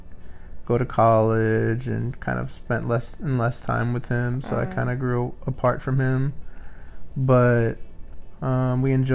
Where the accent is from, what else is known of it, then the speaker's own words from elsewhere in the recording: Iowa, United States; also born or lived in Wisconsin; I was born in Wisconsin, and I moved to Iowa when I was about 4 with my family